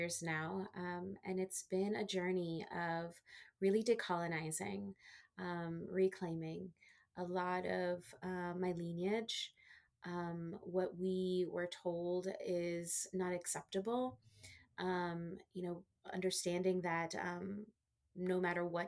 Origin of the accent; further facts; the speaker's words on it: Washington, District of Columbia, United States; also born or lived in Texas / South Florida; I was born in Texas. Mm-hmm. So I'm a Texas girl, mm-hmm. But I was raised in the DC area. So I've been here most of my life